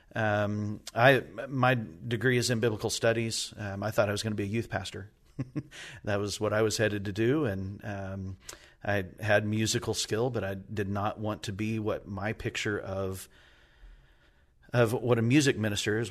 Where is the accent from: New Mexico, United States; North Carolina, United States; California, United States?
New Mexico, United States; now in Indiana, United States; I grew up in New Mexico